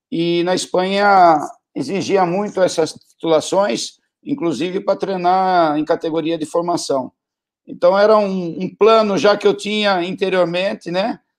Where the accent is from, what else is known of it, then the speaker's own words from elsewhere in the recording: Brazil; desde a distância, eu também sendo brasileiro, é, eu percebia isso